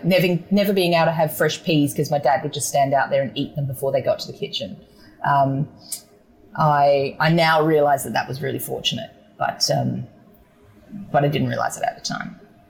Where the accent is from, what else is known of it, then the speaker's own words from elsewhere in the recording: Adelaide, South Australia, Australia; I grew up in South Australia, so I suppose there's that, and in the southern part of Adelaide, so McLaren Vale was really, really close to where I grew up.